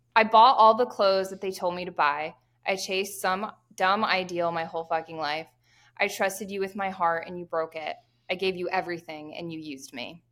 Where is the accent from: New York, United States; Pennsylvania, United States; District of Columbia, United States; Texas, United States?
Pennsylvania, United States; I am from Pennsylvania